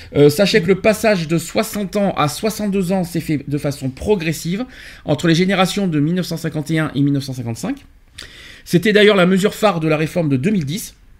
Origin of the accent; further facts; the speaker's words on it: France; chez nous en France